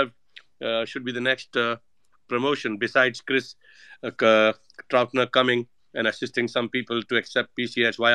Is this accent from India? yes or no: yes; India; moved away; also born or lived in United States / Saint Kitts and Nevis; I'm Indian